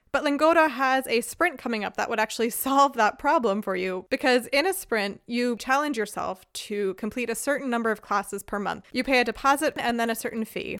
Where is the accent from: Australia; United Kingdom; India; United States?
United States; Philadelphia, Pennsylvania; moved away as an adult; now in Freiburg, Germany; I am from Philadelphia, Pennsylvania, in the U S. I currently live in Freiburg, Germany